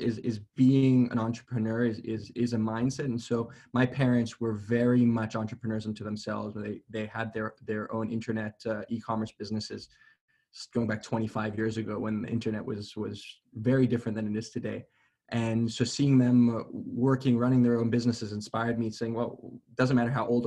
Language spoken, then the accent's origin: English; Atlanta, Georgia, United States; moved away as an adult; also born or lived in Johannesburg, South Africa / New York City; now in Israel; I grew up in Atlanta, Georgia, in the United States, originally from Johannesburg, South Africa